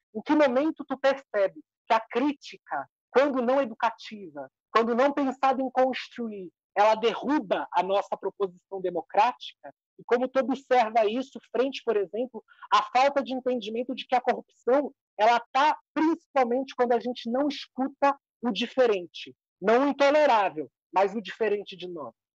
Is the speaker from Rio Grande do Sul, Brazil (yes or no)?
yes; Rio Grande do Sul, Brazil; a parte minha é baiana, eu sou gaúcha.